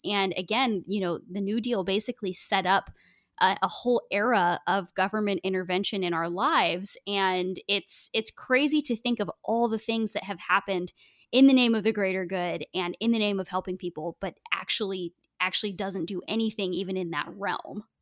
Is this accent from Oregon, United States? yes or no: yes; Oregon, United States; I grew up in Oregon